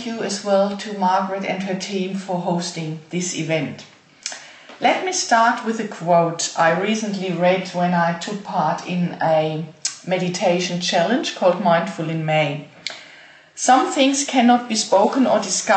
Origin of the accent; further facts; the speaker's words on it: Germany; moved away as an adult; I was born and raised in Germany and lived there until 6 years ago